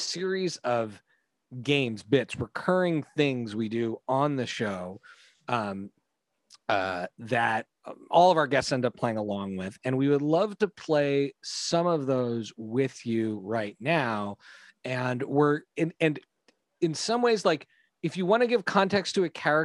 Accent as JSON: {"language": "English", "country": "Canada", "tie": "born or raised there", "said": "We grew up in Canada."}